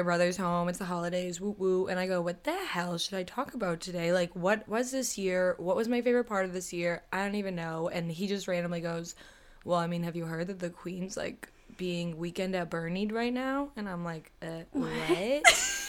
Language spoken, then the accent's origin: English; United Kingdom; I'm British. You didn't know that.